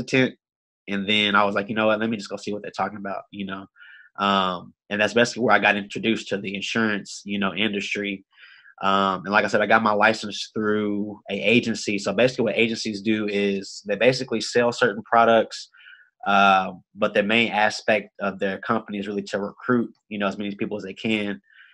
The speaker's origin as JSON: {"language": "English", "town": "Austin", "region": "Texas", "country": "United States", "tie": "born or raised there", "said": "I'm from Austin, Texas, born and raised"}